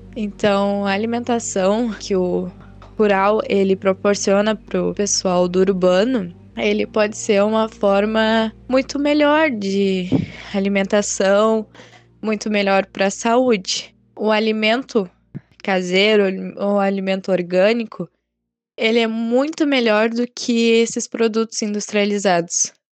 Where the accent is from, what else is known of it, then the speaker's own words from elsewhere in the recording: Canguçu, Rio Grande do Sul, Brazil; eu tenho 15 anos e eu sou da Florida, segundo distrito de Canguçu